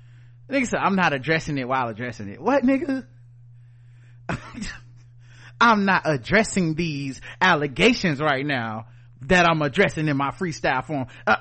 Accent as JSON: {"language": "English", "town": "Philadelphia", "region": "Pennsylvania", "country": "United States", "said": "I might get some cheese and a steak because I'm from Philly."}